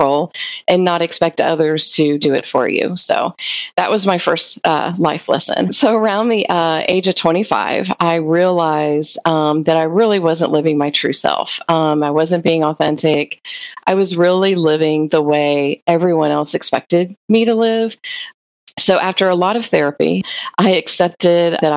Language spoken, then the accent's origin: English; Hamilton, Ohio, United States; I grew up in Ohio, a very small town called Hamilton